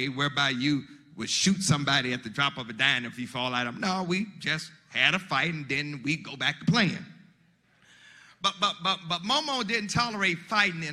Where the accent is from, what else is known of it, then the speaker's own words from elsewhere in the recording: Mississippi, United States; also born or lived in Chicago, Illinois; I'm from Mississippi, I was born in Chicago, Illinois, in Cook County Hospital. And we stayed there until I was about 8, 9 years old. And then we moved from Chicago back to Mississippi, my mother's hometown